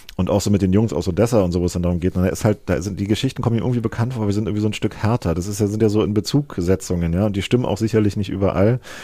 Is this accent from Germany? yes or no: yes; East Germany, Germany; als Ostdeutscher